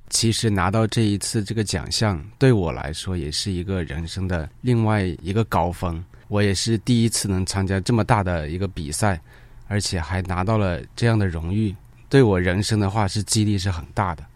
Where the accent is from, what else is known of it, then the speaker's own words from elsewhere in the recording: northern China, China; 我也是一个北方人